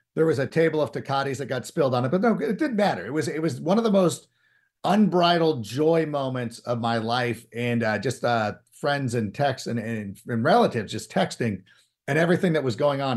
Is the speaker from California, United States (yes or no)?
yes; Southern California, United States; born or raised there; also born or lived in Hoffman Estates, Illinois